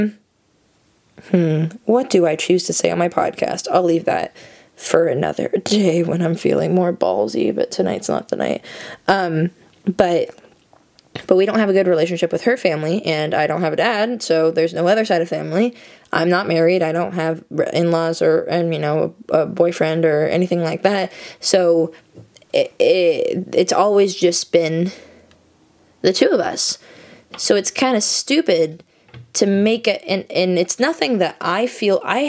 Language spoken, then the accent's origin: English; United States; I'm American. I was born here, obviously, but I have a way stronger connection to my Dutch heritage